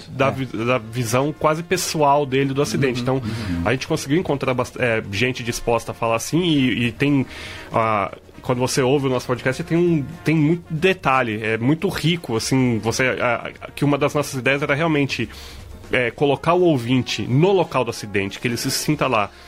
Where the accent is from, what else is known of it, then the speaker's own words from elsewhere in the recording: São José dos Campos, São Paulo, Brazil; eu e a Bruna, nós somos de São José